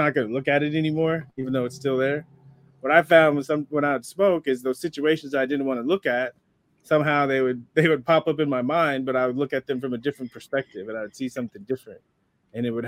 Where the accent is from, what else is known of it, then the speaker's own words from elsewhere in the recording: San Diego, California, United States; I just love being a kid and growing up in San Diego.